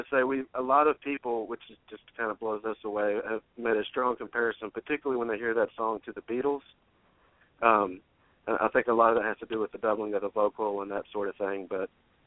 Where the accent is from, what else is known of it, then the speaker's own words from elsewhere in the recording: Greensboro, North Carolina, United States; now in Nashville, United States; Yeah, we're just we're identical twins from Greensboro, North Carolina, and we both kind of started really getting into music and writing music kind of in our teenage years.